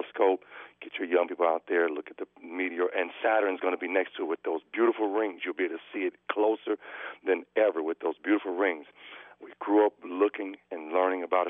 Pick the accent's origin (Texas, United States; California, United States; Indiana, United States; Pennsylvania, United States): Indiana, United States; Gary; moved away; also born or lived in Philadelphia / New York / Washington, D.C.; I'm from Gary, Indiana. I've been all over this world and country. Lived in Philly, New York, everywhere, D.C., you name it.